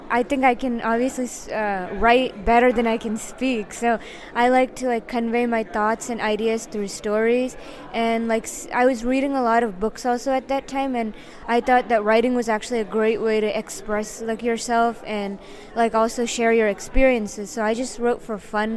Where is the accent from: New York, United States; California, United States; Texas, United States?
New York, United States; Yonkers; I was born in Yonkers, New York.